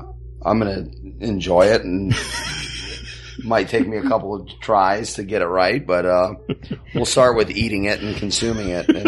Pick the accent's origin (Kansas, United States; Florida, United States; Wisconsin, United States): Florida, United States; I'm from Florida, but we're the Sunshine State